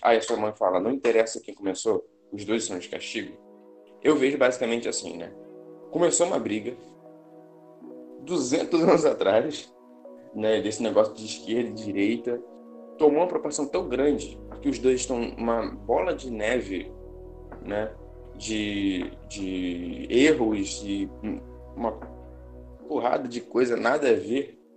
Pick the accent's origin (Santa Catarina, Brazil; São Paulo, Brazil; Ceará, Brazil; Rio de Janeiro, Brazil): Rio de Janeiro, Brazil; moved away as an adult; also born or lived in Guarapari / Vitória / Espírito Santo; Eu sou nascido, eu sou nascido e criado no Rio de Janeiro